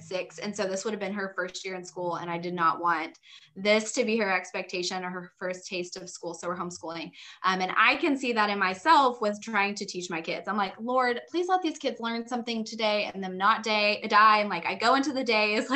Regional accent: Dallas, Texas, United States; also born or lived in Fort Worth, Texas; I am from Texas. We actually lived in the Dallas area growing up, then moved to like Fort Worth

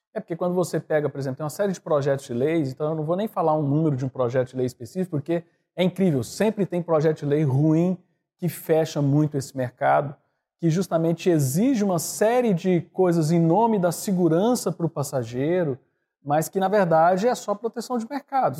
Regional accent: Goiânia, Goiás, Brazil; also born or lived in Brasília; eu fiz em Brasília, eu sou de Goiânia

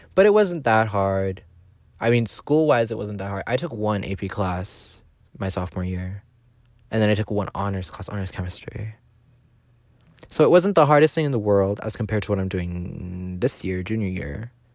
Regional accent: Southern California, United States; I'm from Southern California

